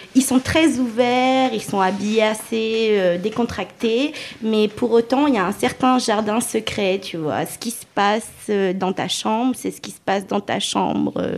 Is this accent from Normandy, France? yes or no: no; Lyon, Auvergne-Rhône-Alpes, France; Je suis lyonnaise d'origine tunisienne